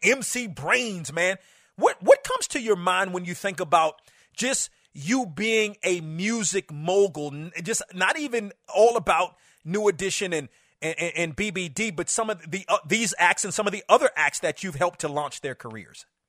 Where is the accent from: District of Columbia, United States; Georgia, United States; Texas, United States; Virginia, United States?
District of Columbia, United States; Washington; growing up in the Washington area